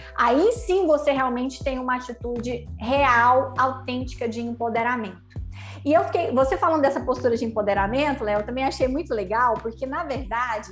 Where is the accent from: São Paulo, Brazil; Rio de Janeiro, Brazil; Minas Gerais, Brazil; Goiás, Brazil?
Goiás, Brazil; Goiânia; como nós dois somos de Goiânia